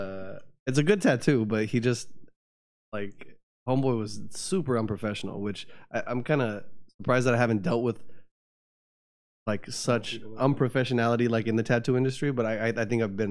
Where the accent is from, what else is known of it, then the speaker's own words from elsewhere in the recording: Rancho Cucamonga, California, United States; I grew up in Rancho Cucamonga.